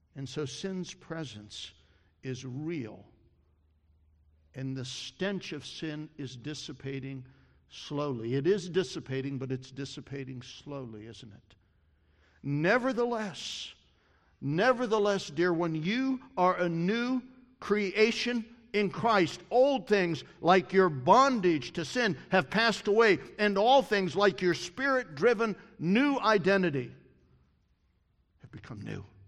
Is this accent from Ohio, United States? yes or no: yes; Columbus, Ohio, United States; I grew up in Columbus. I went to Ohio State